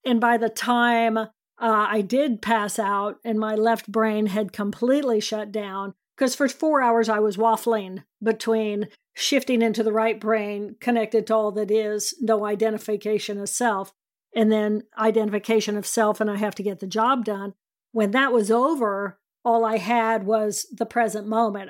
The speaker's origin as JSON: {"language": "English", "region": "Indiana", "country": "United States", "tie": "born or raised there", "said": "I grew up in Indiana"}